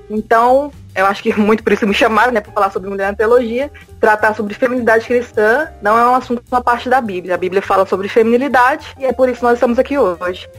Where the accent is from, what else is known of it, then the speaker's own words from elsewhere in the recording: Goiânia, Goiás, Brazil; eu sou aqui de Goiânia, Goiás